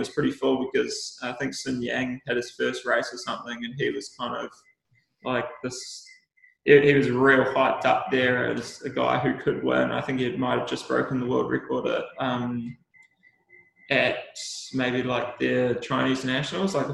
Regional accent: New Zealand; And I think that's like one of the great things about being a New Zealander is that we do have that real special cultural significance

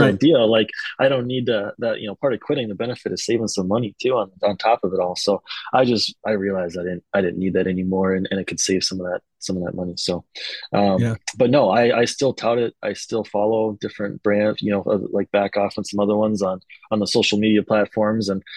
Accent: Minnesota, United States; if we're from Minnesota

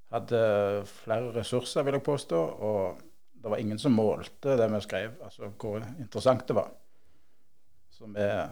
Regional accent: Bryne, Rogaland, Norway; accent: Jærsk; also born or lived in Volda / Bø i Telemark; Jeg bodde et par år i Volda. Jeg er født på Bryne. Bodde to år i Volda, begynte på skolen der. Så fem år i Bø i Telemark. Før vi flytta hjem til Bryne igjen, da jeg begynte på ungdomsskolen

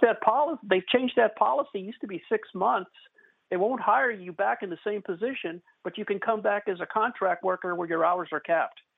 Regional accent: Missouri, United States; now in Texas, United States; I'm originally from the Show Me state

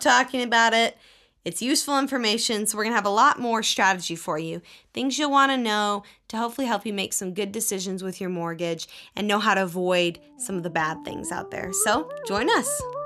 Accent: Texas, United States; I grew up in Texas

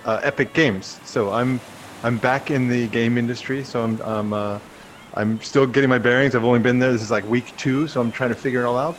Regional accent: New Jersey, United States; moved away as an adult; also born or lived in Vancouver, Canada; I lived in New Jersey

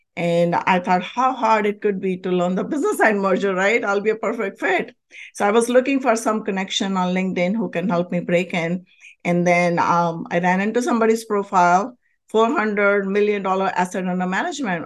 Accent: India; moved away as an adult; now in United States; I was born and raised in a very, very spiritual country, India

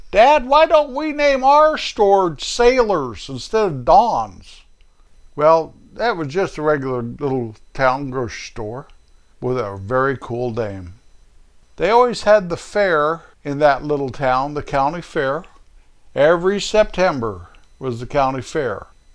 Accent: Rocky Mountains, northern Colorado, United States; now in Kansas, United States; the little town, 27 miles away from my hometown, up there in the Rocky Mountains of Colorado, northern part of the state.

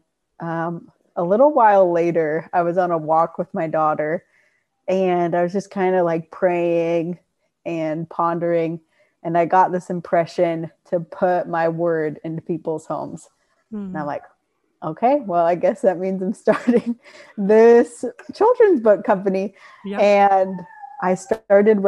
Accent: Rancho Cucamonga, California, United States; I was born and raised in Rancho Cucamonga

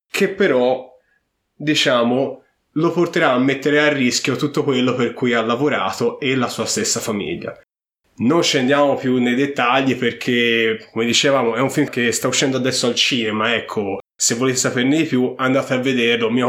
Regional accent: Apulia, Italy; siamo pugliesi.

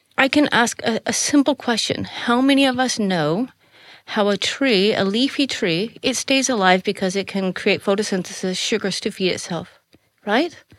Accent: Colorado, United States; moved away as an adult; now in Netherlands; I grew up in Colorado was so far out in the middle of nowhere

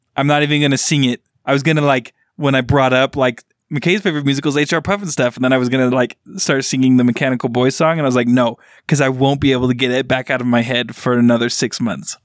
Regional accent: Utah, United States; growing up in Utah

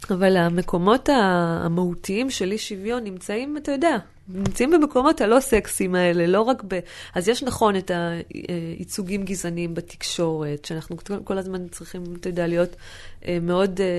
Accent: Northern District, Israel; אני מסתכלת למשל על האזור שאני גדלתי בו, אז יש את כפר גלעדי, ששם זה מחצבות כפר גלעדי, ומפעל אופטיקה

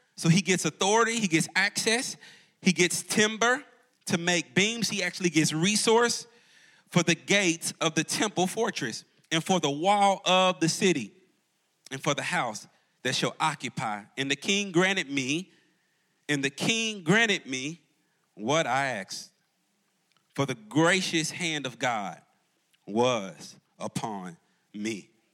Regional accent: Jackson, Tennessee, United States; moved away as an adult; now in Charlotte, United States; I'm actually a Jackson, Tennessee boy

